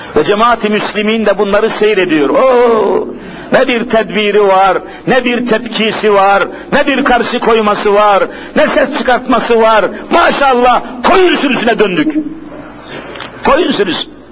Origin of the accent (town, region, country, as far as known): Bingöl, Bingöl Province, Turkey; born or raised there; moved away